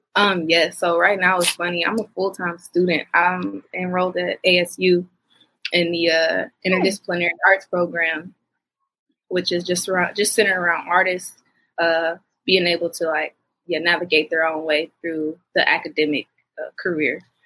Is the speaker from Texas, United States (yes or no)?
no; Detroit, Michigan, United States; I'm from Detroit, Michigan